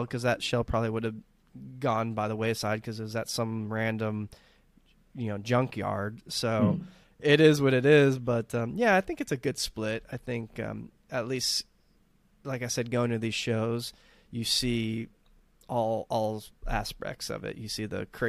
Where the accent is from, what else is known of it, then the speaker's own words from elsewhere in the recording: Texas, United States; now in Southern California, United States; growing up in Texas